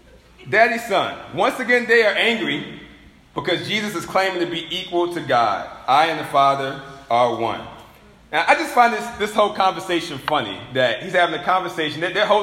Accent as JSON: {"language": "English", "town": "Richmond", "country": "United States", "said": "You know, I remember a long time ago, you know, I'm from Richmond."}